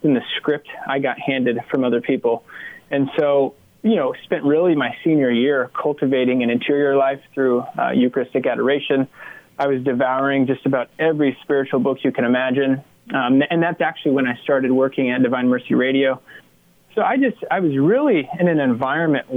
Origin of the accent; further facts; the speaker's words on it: Grainfield, Kansas, United States; also born or lived in New Orleans / Oklahoma City / Fort Hays State University, Hays, Kansas; now in Wichita, United States; I'm from Grainfield, Kansas, people know where that's